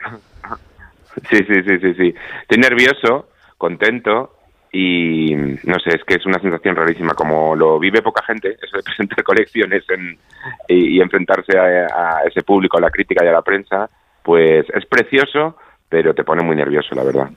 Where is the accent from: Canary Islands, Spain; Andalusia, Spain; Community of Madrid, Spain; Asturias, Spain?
Canary Islands, Spain; nuestras islas no solo son sol y playa